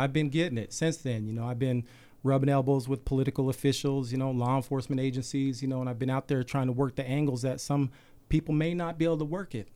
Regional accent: Salt Lake City, Utah, United States; I grew up any typical kid in Salt Lake

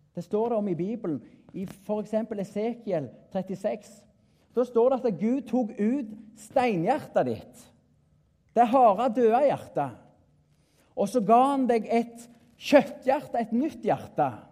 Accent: Klepp, Rogaland, Norway; Jeg er en bonde ifra Jæren, nærmere bestemt Klepp

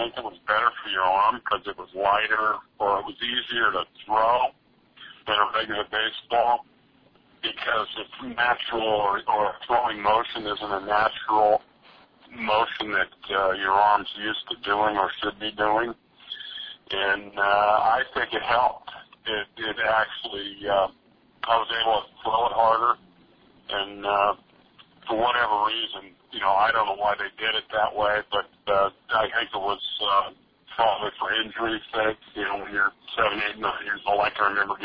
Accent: Napa, California, United States; also born or lived in Oakland, California / San Leandro, California; I was born in Oakland, and I lived in San Leandro until I was 6 years old, and then we moved here to Napa

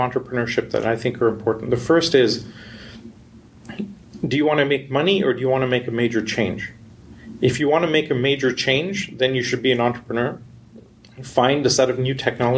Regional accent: India; also born or lived in Canada / Europe / New York / West Coast, United States; now in United States; I grew up in India. I did my schooling in university in Canada

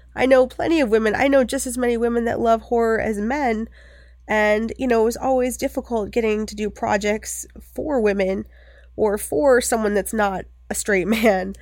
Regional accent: Bucksport, Maine, United States; I grew up in Maine, there's not a lot to do there

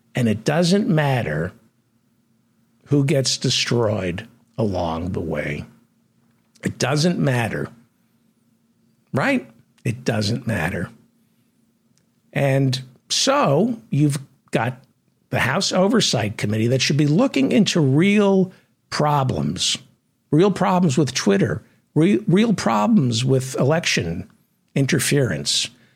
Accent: United States; I'm an American

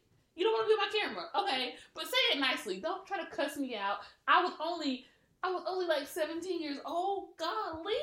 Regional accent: South Carolina, United States; we're from South Carolina

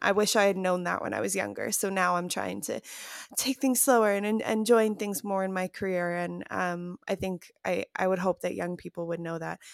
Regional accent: Chicago, Illinois, United States; now in Los Angeles, United States; I'm from Chicago.

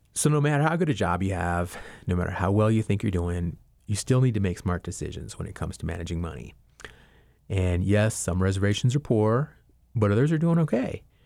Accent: Albuquerque, New Mexico, United States; moved away as an adult; also born or lived in Laguna Pueblo, New Mexico; now in Asheville, United States; My family's originally from the Laguna Pueblo in New Mexico, but I've lived most of my life in Albuquerque, and I now live in Asheville, North Carolina

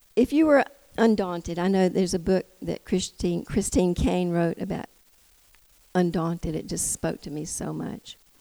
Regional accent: United States; also born or lived in Tennessee; I'm from Georgia, Tennessee

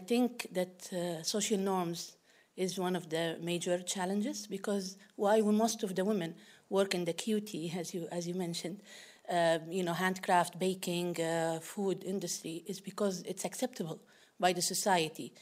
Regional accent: Libya; from Libya.

